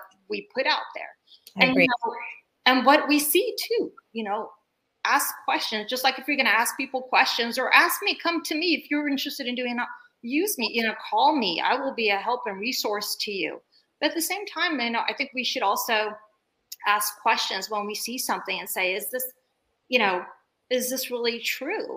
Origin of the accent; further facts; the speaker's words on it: Bay Area, California, United States; also born or lived in Turkey; coming here at the age of 7, I came here from Turkey and I grew up in the Bay Area